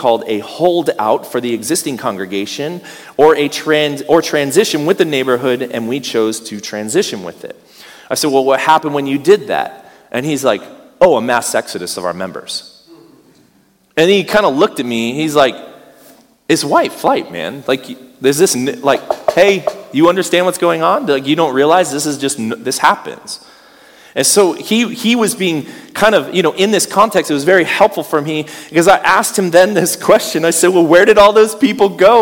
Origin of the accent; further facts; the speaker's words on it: United States; As an American